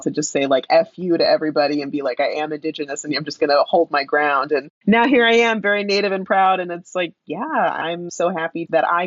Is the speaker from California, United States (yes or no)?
yes; San Diego, California, United States; also born or lived in Santa Barbara County, California; San Diego, which is my hometown, really. Like, that's where I spent most of my time.